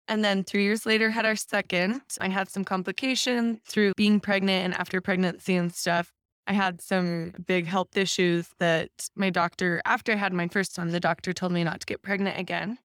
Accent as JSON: {"language": "English", "town": "Taylorsville", "region": "Utah", "country": "United States", "tie": "born or raised there", "said": "I grew up in Taylorsville."}